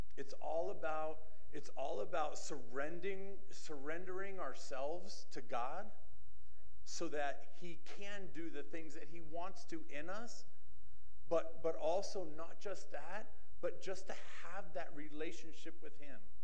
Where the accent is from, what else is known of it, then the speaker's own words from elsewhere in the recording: Massachusetts, United States; moved away; I grew up in Massachusetts